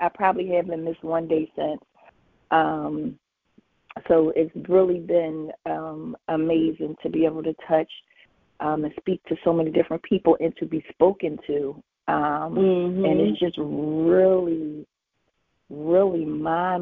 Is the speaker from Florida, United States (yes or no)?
no; Philadelphia, Pennsylvania, United States; I'm from Philly